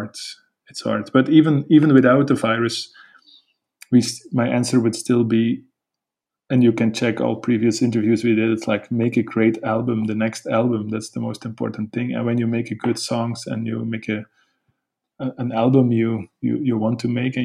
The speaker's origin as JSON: {"language": "English", "country": "Belgium", "said": "we're a band from Belgium"}